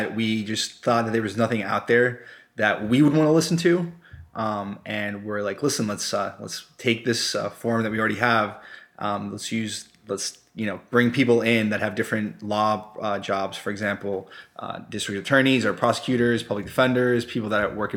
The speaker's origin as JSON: {"language": "English", "country": "Colombia", "second_language": "English", "moved": "yes", "lives_now": "United States", "said": "I am originally from Colombia"}